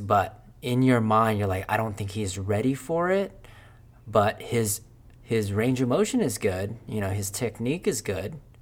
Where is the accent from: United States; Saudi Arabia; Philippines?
Philippines; English is a second language; moved away; I was born in Philippines.